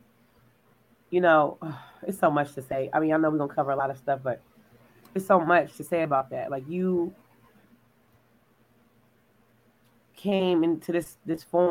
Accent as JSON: {"language": "English", "region": "California", "country": "United States", "moved": "yes", "lives_now": "Texas, United States", "said": "we're from California"}